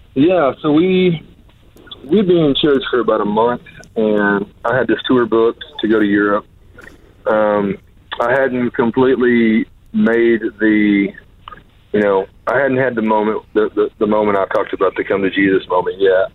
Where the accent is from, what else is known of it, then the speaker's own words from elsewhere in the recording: Pensacola, Florida, United States; I was born in Pensacola, Florida